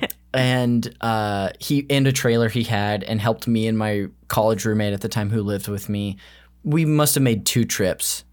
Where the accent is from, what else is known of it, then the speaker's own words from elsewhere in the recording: California, United States; I've lived in California my whole life